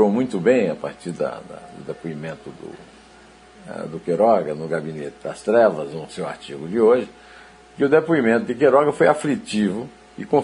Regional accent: near Patos, Paraíba, Brazil; meu conterrâneo, numa comida de patos, perto de Iraúna, onde eu nasci, na Paraíba

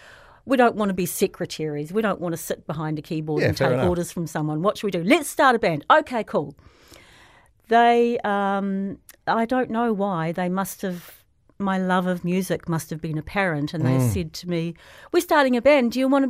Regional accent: Ponsonby, Auckland, New Zealand; So I went to Ponsonby Primary School.

